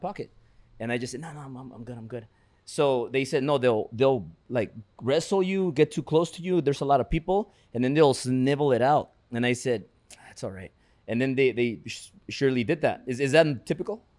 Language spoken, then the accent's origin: English; Mexico City, Mexico; we're both from Mexico City, both Chilangos.